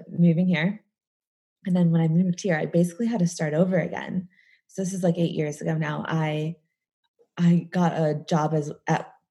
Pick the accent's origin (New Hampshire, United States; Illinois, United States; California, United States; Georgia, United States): Illinois, United States; just outside of Chicago; accent: American; moved away as an adult; also born or lived in New York; now in London, United Kingdom; I live in London, but as you can probably tell, I have an American accent. Um, I grew up in just outside of Chicago, um, and I lived in New York for a while and moved here about eight years ago.